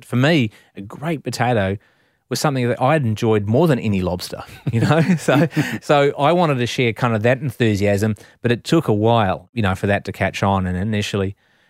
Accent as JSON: {"language": "English", "country": "New Zealand", "said": "That was about the pride that I felt as a New Zealander that we were so blessed to live in this country."}